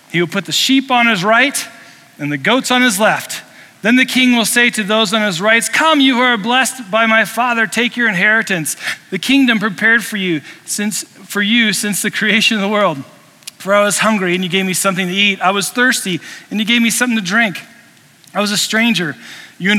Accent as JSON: {"language": "English", "region": "Indiana", "country": "United States", "tie": "born or raised there", "moved": "yes", "lives_now": "Colorado, United States", "said": "I grew up in Indiana"}